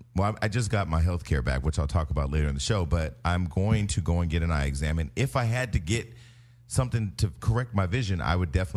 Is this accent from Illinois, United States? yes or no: no; Stockton, California, United States; I'm from Stockton.